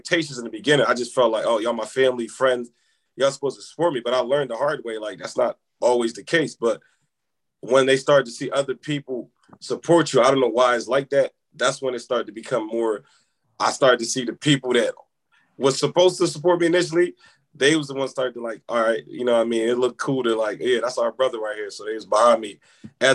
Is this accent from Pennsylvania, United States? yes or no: yes; Philadelphia, Pennsylvania, United States; also born or lived in Senegal; growing up in Philly